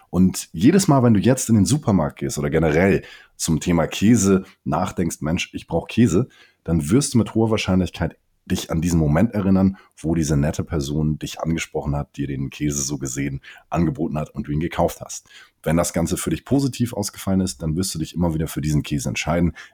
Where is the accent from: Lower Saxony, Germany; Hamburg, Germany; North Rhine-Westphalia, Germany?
Hamburg, Germany; mein Vater kommt aus dem äh, Senegal, meine Mutter hier aus Hamburg. Ich bin in Hamburg aufgewachsen und geboren